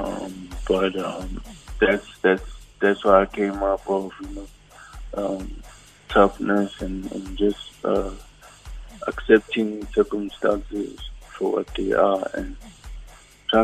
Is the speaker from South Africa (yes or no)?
yes; Johannesburg, Gauteng, South Africa; I was born and raised in Johannesburg